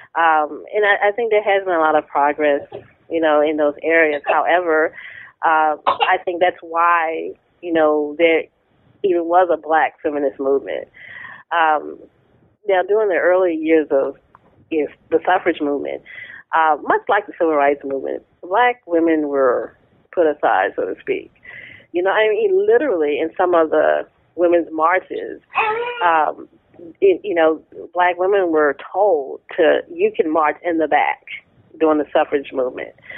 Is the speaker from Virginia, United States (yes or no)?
yes; Tappahannock, Virginia, United States; I grew up in Tappahannock, Virginia, a small town, centrally located uh, in the state